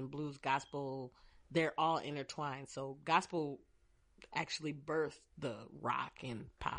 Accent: Battle Creek, Michigan, United States; I'm from Battle Creek, Michigan.

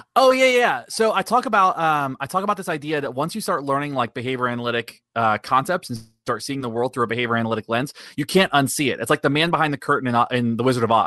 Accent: Daytona Beach, Florida, United States; I was born and raised in Daytona Beach. I've lived here my whole life

